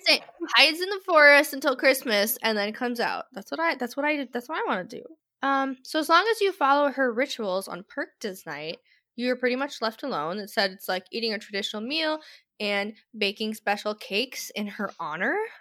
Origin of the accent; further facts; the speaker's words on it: United States; I am American